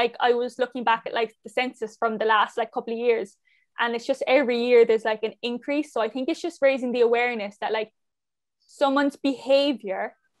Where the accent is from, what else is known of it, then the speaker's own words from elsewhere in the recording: Cork, Munster, Ireland; moved away; I'm from Cork originally